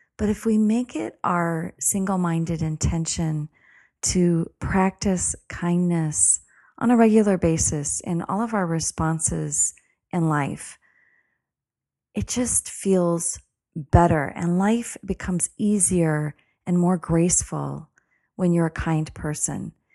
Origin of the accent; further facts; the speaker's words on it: United States; being an American